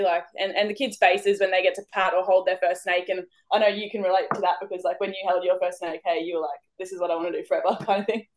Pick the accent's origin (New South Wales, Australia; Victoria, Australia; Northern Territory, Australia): Victoria, Australia; moved away; I grew up in Victoria